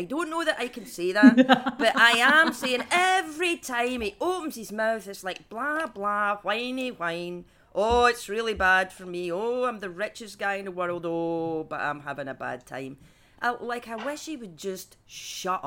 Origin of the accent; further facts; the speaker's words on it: Scotland, United Kingdom; I grew up in Scotland.